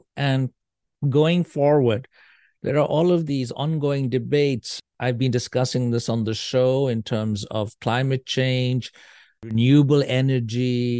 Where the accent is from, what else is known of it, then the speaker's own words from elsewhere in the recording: Norway; She's white. I am of Indian origin. And the kids are mixed. And there was considerable curiosity, so to speak, about this family that had come. And they, of course, did not know, most people, that we were from Norway.